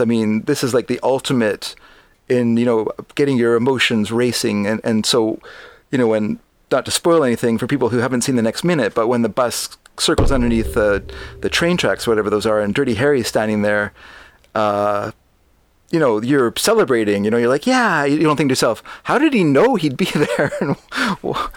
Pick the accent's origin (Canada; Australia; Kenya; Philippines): Canada; I'm a Canadian